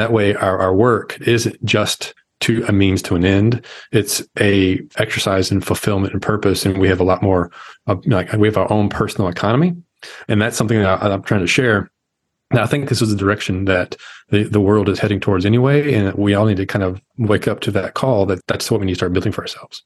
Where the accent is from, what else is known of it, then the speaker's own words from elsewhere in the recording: Arkansas, United States; I'm the guy from Arkansas